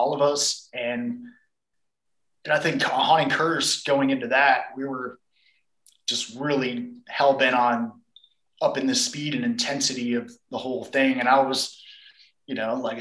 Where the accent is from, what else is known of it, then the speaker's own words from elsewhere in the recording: Phoenix, Arizona, United States; moved away as an adult; also born or lived in New Orleans; from Phoenix, grew up here, and moved to New Orleans when I joined the Goat Horde about 16 years ago